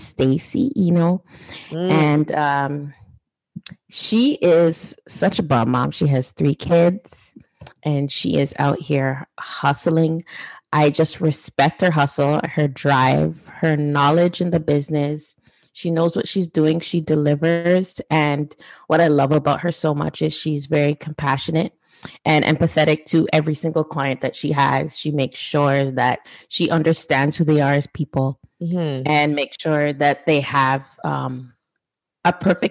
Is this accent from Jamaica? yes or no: yes; Jamaica; as a Jamaican